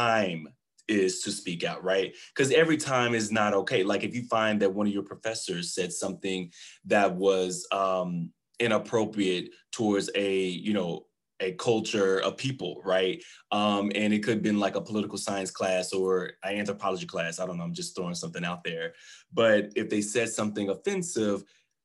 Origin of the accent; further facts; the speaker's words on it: Waco, Texas, United States; I'm born and raised Texas. I'm from Waco, Texas